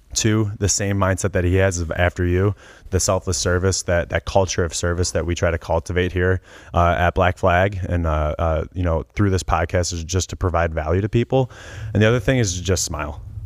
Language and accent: English; Cleveland, Ohio, United States; I grew up in Cleveland